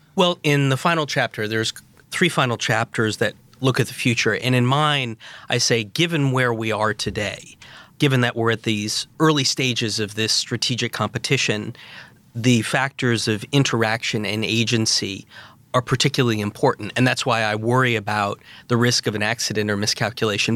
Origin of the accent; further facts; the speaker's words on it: Providence, Rhode Island, United States; I grew up in Providence, Rhode Island in the mid-nineteen eighties